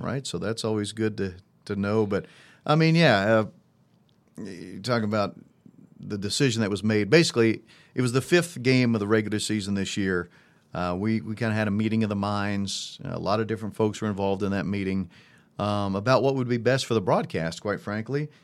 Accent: Monticello, Indiana, United States; also born or lived in Evansville, Indiana; I grew up in Monticello, Indiana

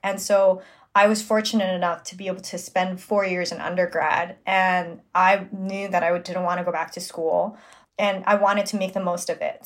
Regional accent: New York City, New York, United States; I'm born and raised in Flushing, Queens, New York

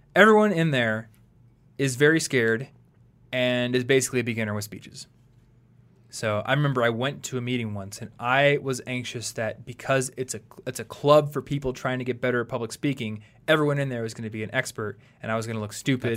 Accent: United States; this is what you're taught growing up in America

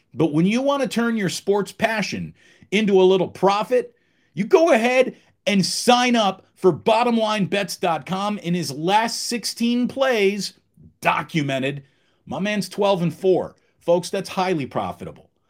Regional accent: Schenectady, New York, United States; moved away; I'm originally from back east. I spent my childhood there. I grew up in Schenectady, New York

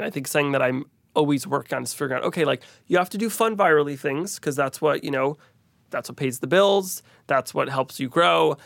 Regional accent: Teaneck, New Jersey, United States; growing up in New Jersey, there's a lot of great Indian food

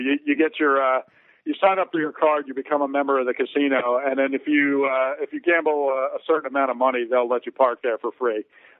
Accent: Philadelphia, Pennsylvania, United States; my hometown of Philly

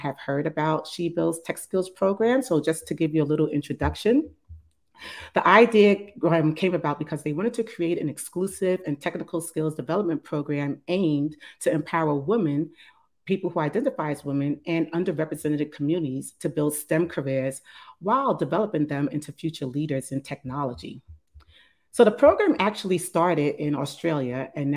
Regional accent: New York City, New York, United States; now in New Jersey, United States; I'm actually a New Yorker. I'm from the Bronx originally, and now I actually live in New Jersey

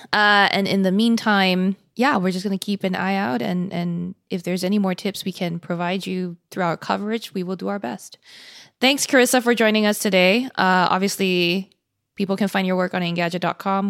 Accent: Singapore; now in United States; I grew up in Singapore

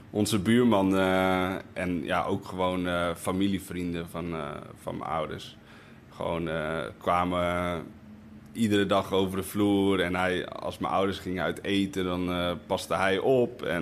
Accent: Spain; Ik, ik zou het ja, niet over willen doen op een andere plek. Want ik, ik ben opgegroeid op Spaanse scholen met veel sport

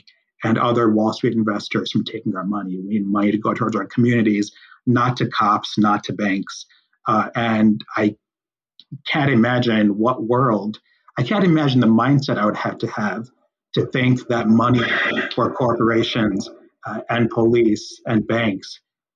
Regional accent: Chicago, Illinois, United States; I grew up in Chicago, in West Rogers Park, come from a working

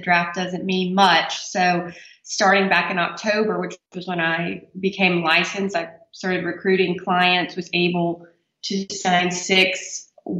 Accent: Alabama, United States; I grew up here in Alabama. I went to the University of Alabama, and I now live in Mobile

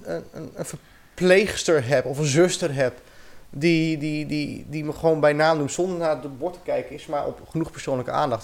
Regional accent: Dronten, Flevoland, Netherlands; moved away; also born or lived in Utrecht / Ermelo; ik ben geboren in Utrecht, opgegroeid in Dronten.

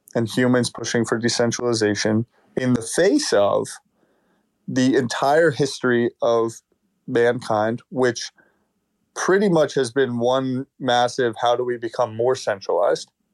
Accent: United States; as an American

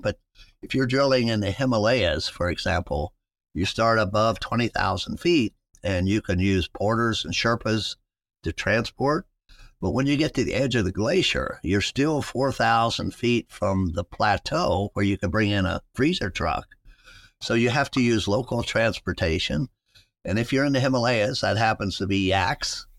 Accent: West Virginia, United States; moved away as an adult; now in Ohio, United States; I grew up in West Virginia

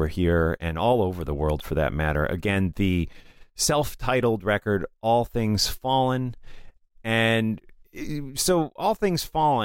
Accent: United States; as an American

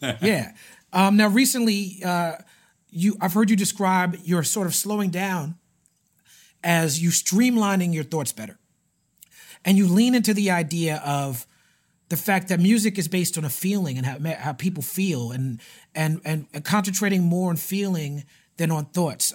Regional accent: New York City, New York, United States; growing up in Brooklyn

